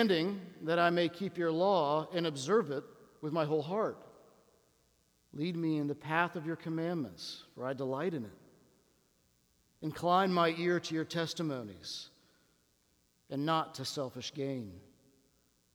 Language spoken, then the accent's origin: English; Washington, District of Columbia, United States; I come from Washington, D.C. We're a city of words